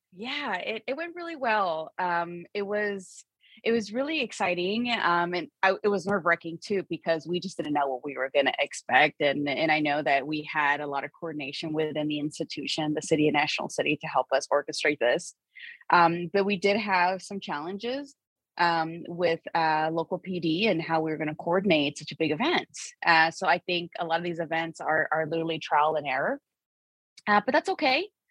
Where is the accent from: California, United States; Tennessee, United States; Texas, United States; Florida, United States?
California, United States; San Diego; born and raised in Barrio Logan